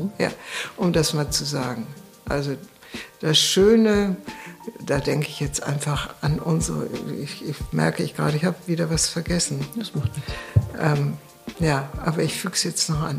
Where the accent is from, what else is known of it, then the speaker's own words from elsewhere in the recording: Germany; als Deutsche leben wir in der deutschen Kultur